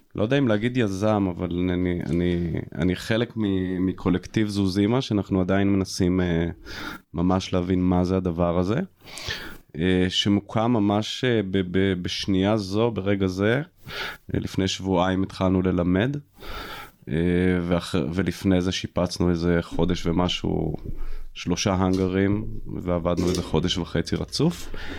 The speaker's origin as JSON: {"language": "Hebrew", "area": "Jezreel Valley", "region": "Northern District", "country": "Israel", "moved": "yes", "lives_now": "Mitzpe Ramon, Israel", "said": "אני באתי מעמק יזרעאל"}